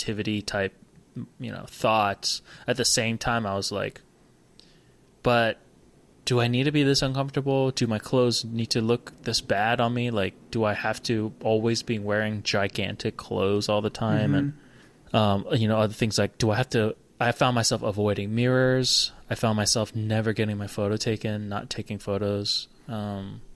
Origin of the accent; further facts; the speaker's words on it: Georgia, United States; also born or lived in Hawaii; when we moved to Georgia from Hawaii when I was 7